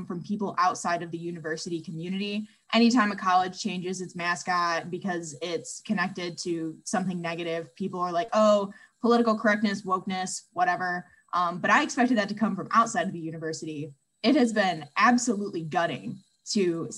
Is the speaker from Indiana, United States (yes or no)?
yes; Michigan City, Indiana, United States; I'm from Michigan City, Indiana